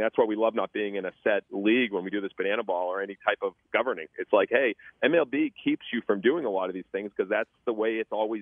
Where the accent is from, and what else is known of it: Boston, Massachusetts, United States; now in Savannah, United States